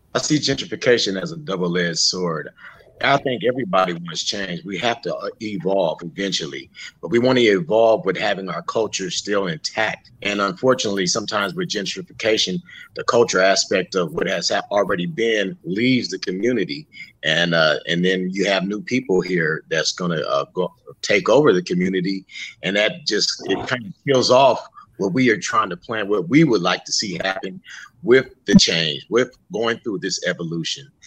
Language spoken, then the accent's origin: English; San Diego, California, United States; Skyline and Encanto, I grew up in Skyline. I've been here basically all my life